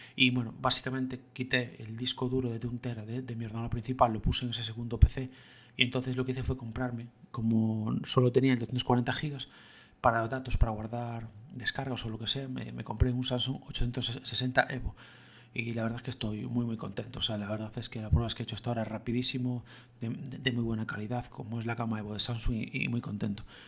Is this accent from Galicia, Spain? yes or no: yes; Galicia, Spain; yo como gallego siempre lo, recité y lo escuché en gallego